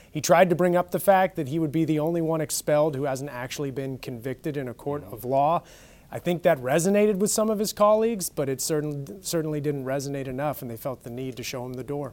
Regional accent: California, United States; moved away; I'm native Californian and just came from there

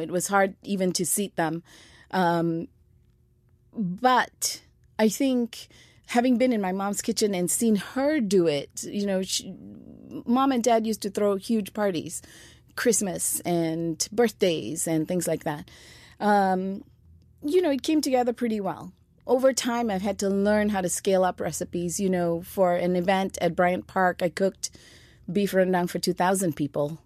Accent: Malaysia; moved away; Back home in Malaysia

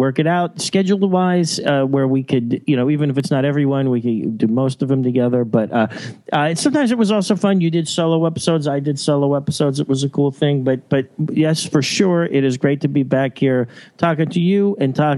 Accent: Johnstown, Pennsylvania, United States; moved away; when I'm back in my hometown

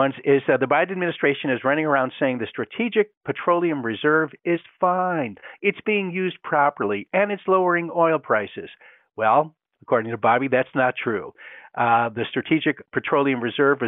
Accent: Great Lakes, United States; I grew up in a cold climate, okay? Four definite seasons, I grew up on Lake Erie

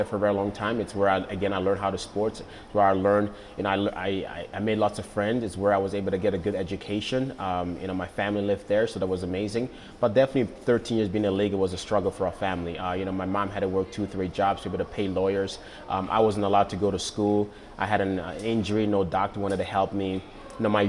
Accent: Ghana; moved away; also born or lived in Netherlands / United States; Growing up in Ghana, I really remember when I was a little kid that we didn't have much

